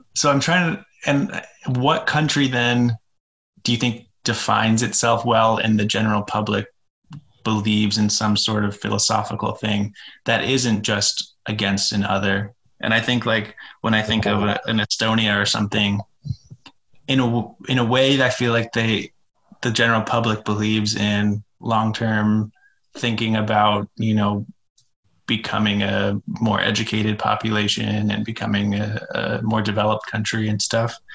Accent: United States; what I'm most familiar with growing up here.

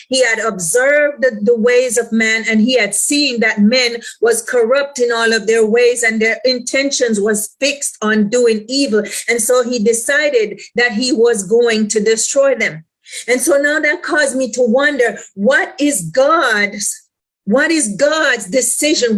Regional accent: Jamaica; I'm from the islands, I'm Jamaican, right?

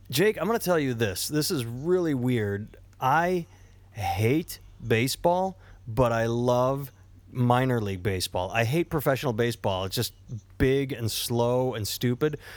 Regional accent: Iowa, United States; I grew up in Iowa.

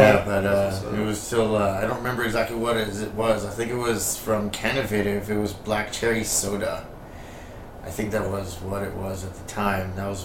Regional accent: Los Angeles, California, United States; now in Las Vegas, United States; I'm originally from the 818, you know, like Northridge, Granada Hills area.

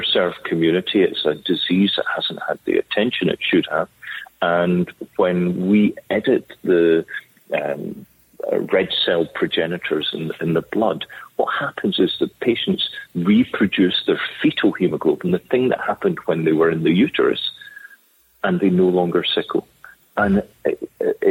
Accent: Scotland, United Kingdom; moved away; also born or lived in London / Cambridge / Duke, United States; I'm a Scottish physician

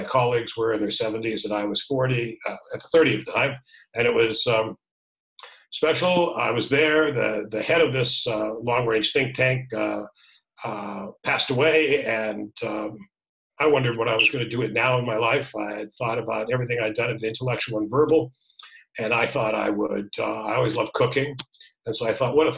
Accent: Toronto, Ontario, Canada; moved away as an adult; I was born in Toronto

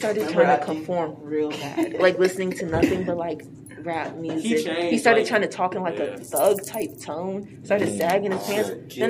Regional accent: United States; first language English; also born or lived in Senegal; I'm from America.

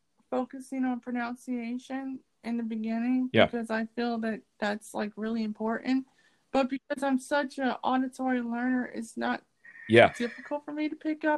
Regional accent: United States; accent: American; when I come with my American accent, wait a minute, what ethnicity are you? I was like, I'm black.

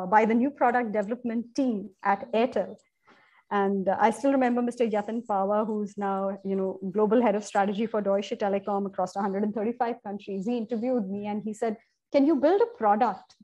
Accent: Kerala, India; now in Mumbai, India; I was born and brought up in Kerala

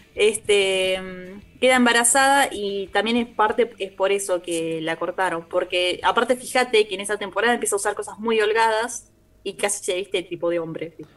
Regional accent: Argentina; nosotros como argentinos

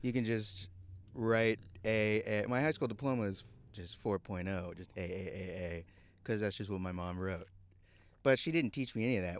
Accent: Houston, Texas, United States; moved away; I was raised in Houston

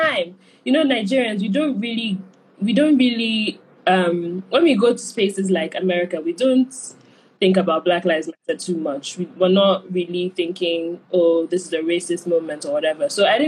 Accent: New York, United States; And being a New Yorker.

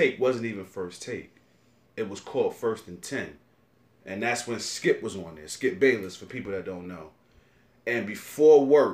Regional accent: New York City, New York, United States; I'm from Brooklyn

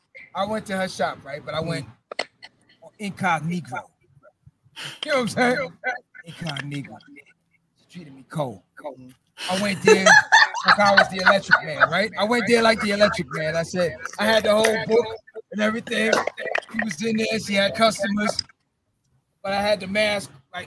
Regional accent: Jamaica; I'm from Jamaica.

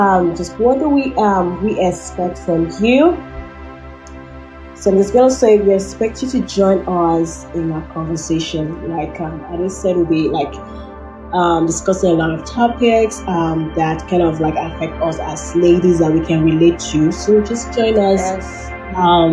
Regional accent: Nigeria; also born or lived in Fort McMurray, Alberta, Canada; now in Canada; I'm from Nigeria

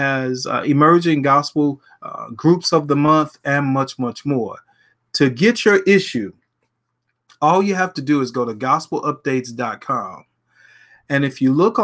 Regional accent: Louisiana, United States; my home state of Louisiana

